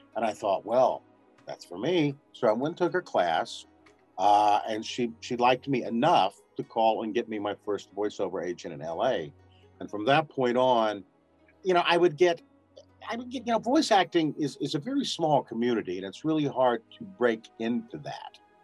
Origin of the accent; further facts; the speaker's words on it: New Mexico, United States; moved away; also born or lived in Los Angeles; I'm I'm living in Albuquerque now, and I was born in New Mexico